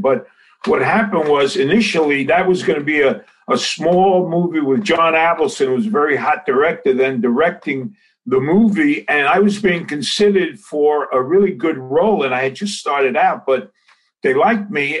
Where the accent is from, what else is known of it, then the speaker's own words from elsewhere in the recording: New York City, New York, United States; I'm from Sopranoville, Bensonhurst